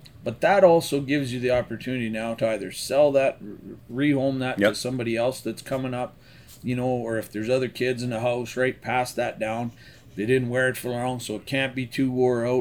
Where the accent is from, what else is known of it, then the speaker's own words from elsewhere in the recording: Central Alberta, Canada; moved away; I was originally from Central Alberta